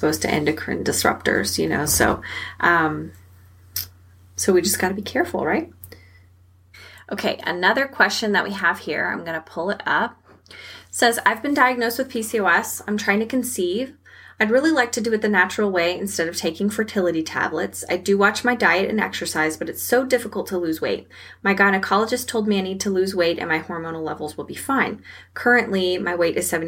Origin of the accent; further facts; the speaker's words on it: Texas, United States; I'm from Texas and we eat a lot of red meat down here